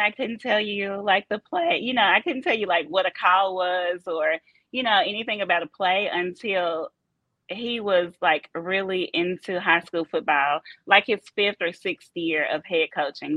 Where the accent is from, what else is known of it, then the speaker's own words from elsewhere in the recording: Memphis, Tennessee, United States; moved away as an adult; also born or lived in Chattanooga, Tennessee; now in Benbrook, United States; I am born and raised in Memphis, Tennessee.